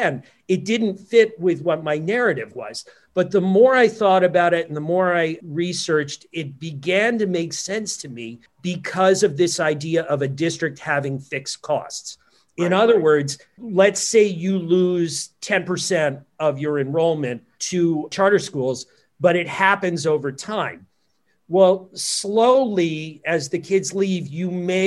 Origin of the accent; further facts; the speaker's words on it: New Jersey, United States; my home state, New Jersey